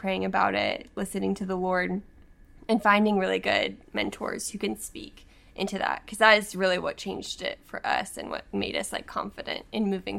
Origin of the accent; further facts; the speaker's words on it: the South, United States; I'm from the South